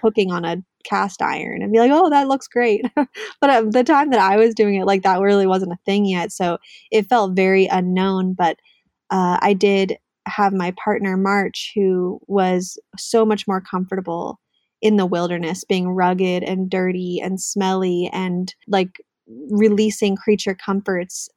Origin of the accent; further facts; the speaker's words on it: Southern California, United States; moved away as an adult; also born or lived in New York City, United States; now in Northern California, United States; I grew up in SoCal, Southern California. Um, I grew up in the suburbs